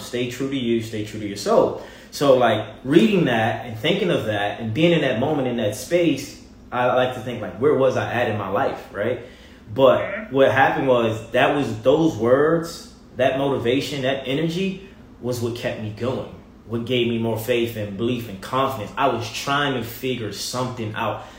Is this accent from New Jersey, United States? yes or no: no; Baltimore, Maryland, United States; moved away as an adult; also born or lived in Virginia; now in Los Angeles, United States; I'm from Baltimore, Maryland, born and raised